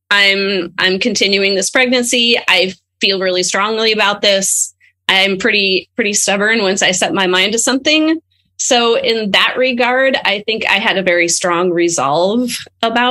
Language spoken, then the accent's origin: English; Arlington, Washington, United States; now in Seattle, United States; I grew up in Arlington, which is a pretty small town north of Seattle here